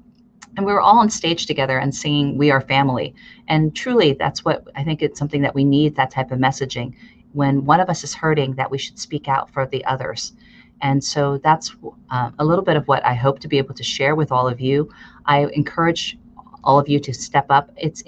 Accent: United States; also born or lived in Chicago, Illinois / Pennsylvania; now in Fremont, United States; Growing up, I grew up in Chicago and Pennsylvania, and during a period of the Vietnam War era.

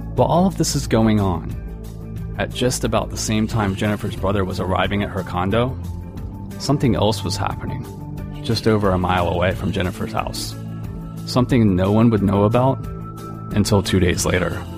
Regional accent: Florida, United States; I grew up in Florida. I'm recording this show right now, just a few dozen miles down a stretch of Interstate 4 from where the events of this case unfolded. I've spent my entire life here

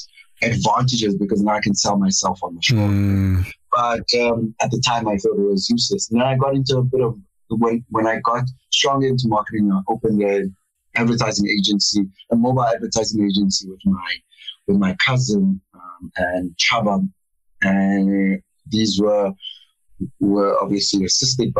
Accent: Cape Town, Western Cape, South Africa; moved away; also born or lived in Pretoria; I grew up in Cape Town, in a small town called Montana.

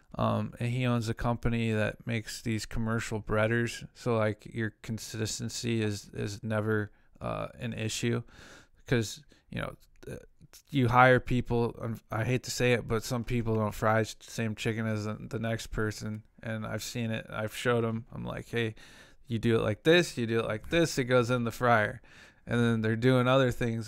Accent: Kansas City, Missouri, United States; also born or lived in Santa Ana, California; I'm from Kansas City

